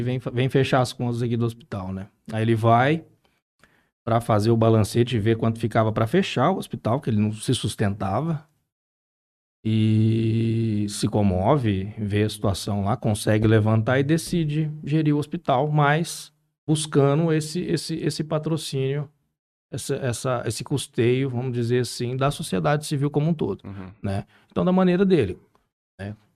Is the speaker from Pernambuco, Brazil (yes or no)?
no; Barretos, São Paulo, Brazil; moved away; eu sou nascido e criado lá em Barretos